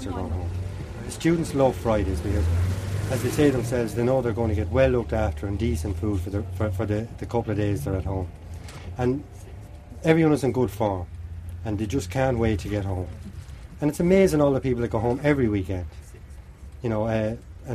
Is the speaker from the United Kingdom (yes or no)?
no; Kildare, Leinster, Ireland; moved away as an adult; now in Ballina, Ireland; I'm originally from Kildare